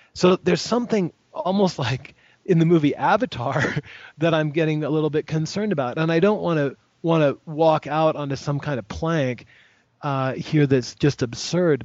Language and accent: English; United States; I'm an American